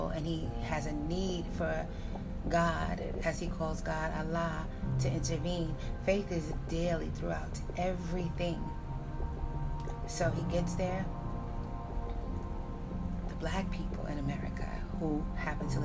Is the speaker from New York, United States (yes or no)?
yes; New York City, New York, United States; I was born in New York City. I was living in New York City in the time of the late 80s